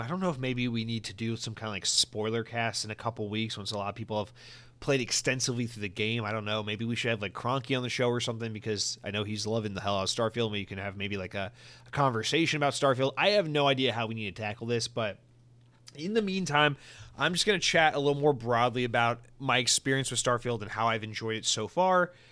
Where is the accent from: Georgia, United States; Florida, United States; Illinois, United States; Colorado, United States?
Georgia, United States; I'm from Georgia